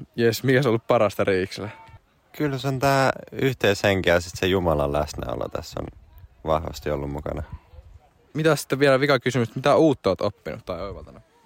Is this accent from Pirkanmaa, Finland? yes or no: no; Helsinki, Uusimaa, Finland